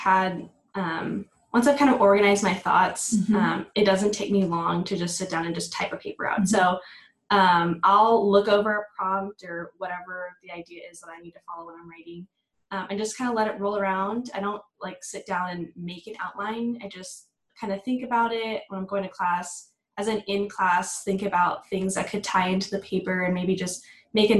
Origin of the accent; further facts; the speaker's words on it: Dallas, Texas, United States; I'm from the Dallas area